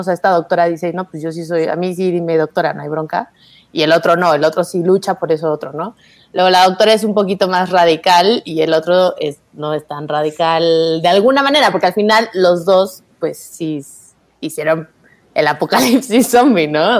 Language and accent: Spanish; Mexico City, Mexico; los dos somos de la Ciudad de México